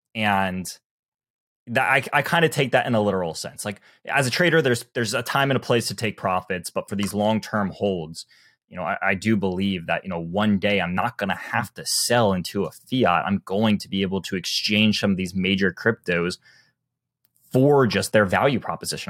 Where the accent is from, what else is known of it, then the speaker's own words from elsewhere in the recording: the South, United States; I'm from the South